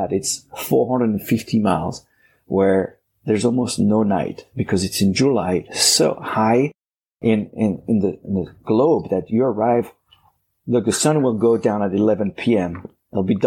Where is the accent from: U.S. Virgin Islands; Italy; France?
France; moved away as an adult; also born or lived in Arkansas, United States; now in United States; I was born in France. My heart is French. I'm now American citizen as well.